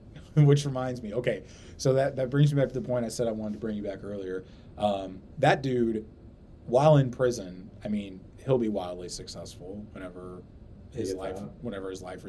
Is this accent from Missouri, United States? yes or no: yes; St. Louis, Missouri, United States; we're from St. Louis